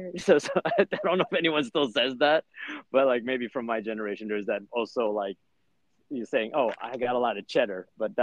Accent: United States; I'm American

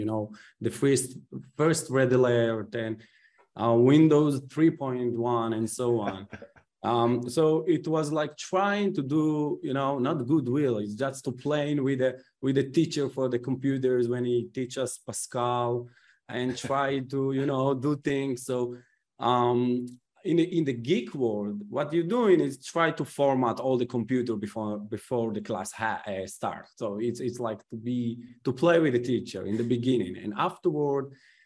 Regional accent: Israel; moved away; I came from Israel

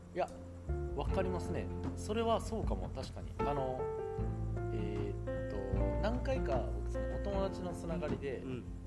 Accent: Osaka, Japan; 僕、大阪が出身

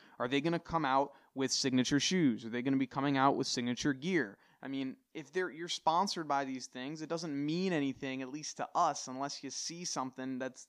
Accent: United States; I can't speak on everything that's going on throughout the entire world because I'm from the United States.

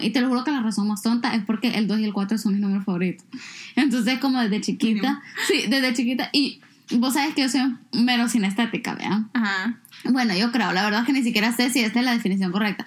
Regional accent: El Salvador; moved away; mi país

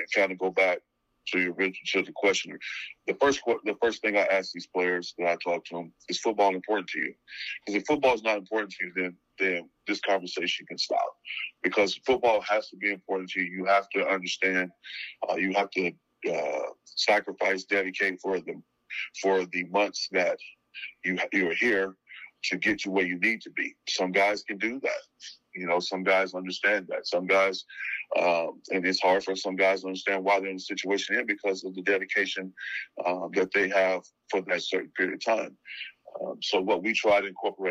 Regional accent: Texas, United States; I'm from Texas

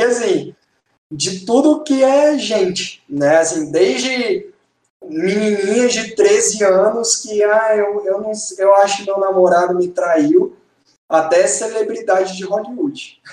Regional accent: Brasília, Federal District, Brazil; eu sou de Brasília

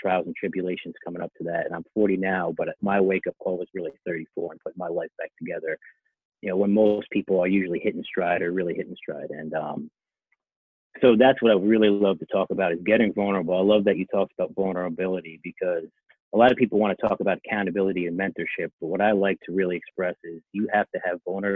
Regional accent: Connecticut, United States; also born or lived in Santiago, Chile / Pennsylvania; I grew up in Connecticut. Pretty much raised there the whole time

